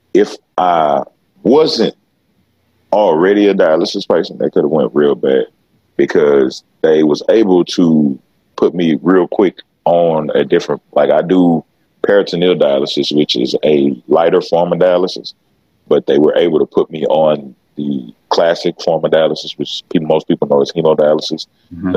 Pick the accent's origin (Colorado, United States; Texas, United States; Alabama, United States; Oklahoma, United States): Texas, United States; Beaumont; I'm from Beaumont, Texas. You know what I'm saying? So when it comes to those issues, being from not just Beaumont, Texas, I'm from Southeast Texas.